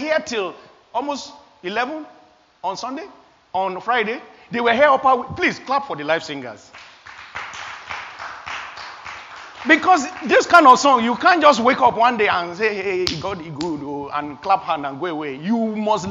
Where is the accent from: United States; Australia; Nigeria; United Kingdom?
Nigeria; moved away; I am an African. I came from Nigeria. I was born in Nigeria.